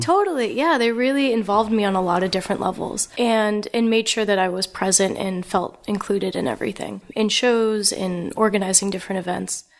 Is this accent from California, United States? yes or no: no; New Jersey, United States; growing up in New Jersey